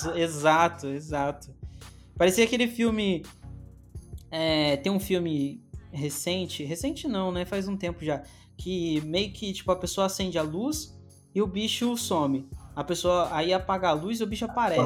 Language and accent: Portuguese; Minas Gerais, Brazil; also born or lived in Northeast Brazil; apesar de ser de Minas, às vezes eu falo umas coisas que não, não tem nada a ver com o sotaque daqui